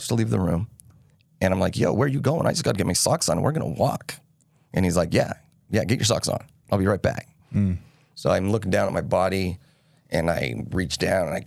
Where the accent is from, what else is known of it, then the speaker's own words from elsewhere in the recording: Salt Lake City, Utah, United States; I grew up in Salt Lake